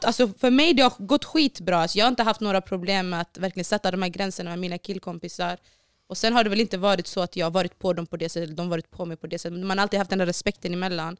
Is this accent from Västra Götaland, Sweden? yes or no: yes; Borås, Västra Götaland, Sweden; Jag är uppvuxen på Hässleholmen i Borås